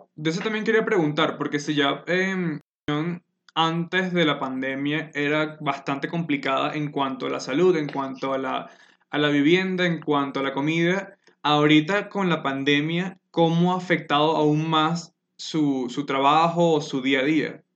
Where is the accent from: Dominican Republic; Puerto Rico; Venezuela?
Venezuela; now in Colombia; soy una persona venezolana que vive en Colombia desde hace un buen tiempo